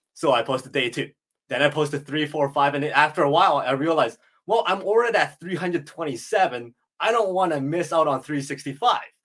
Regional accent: Edmonton, Alberta, Canada; I was born and raised in Edmonton, Alberta

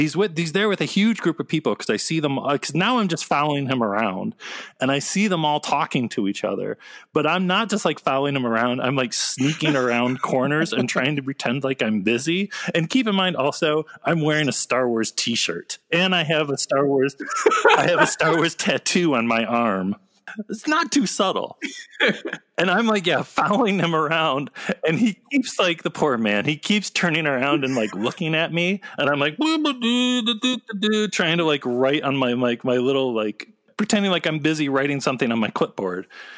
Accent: Ann Arbor, Michigan, United States; well, I grew up in Ann Arbor, Michigan, and I just like, oh, yeah!

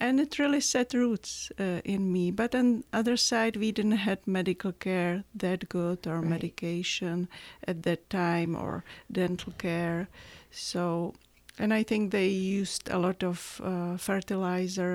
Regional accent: Czechia; English is a second language; moved away as an adult; now in Tucson, United States; I was born in Czechoslovakia right after Russian occupation. And it was there till I was 21 years old

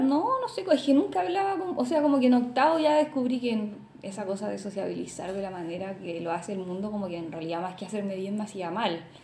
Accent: Talcahuano, Biobío, Chile; also born or lived in Concepción; yo nací en Conce, pero viví toda mi adolescencia, e infancia en Talcahuano

